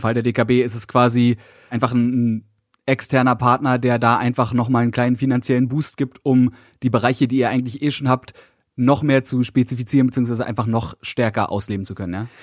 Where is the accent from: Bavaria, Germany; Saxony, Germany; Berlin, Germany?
Berlin, Germany; für mich als Berliner